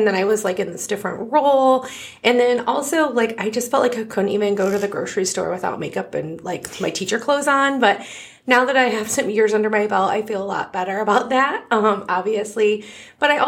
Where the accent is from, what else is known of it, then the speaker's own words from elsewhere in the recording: Otsego area, Ohio, United States; I've also been here forever like Heidi. I was trying to figure it out because I moved here in the second